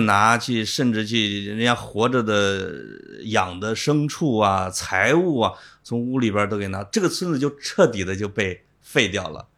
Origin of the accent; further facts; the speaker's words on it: Henan, China; moved away; 我是河南的